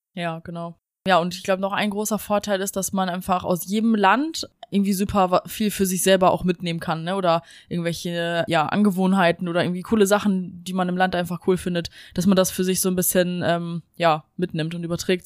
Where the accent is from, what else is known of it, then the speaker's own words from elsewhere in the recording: Germany; moved away; bei uns in Deutschland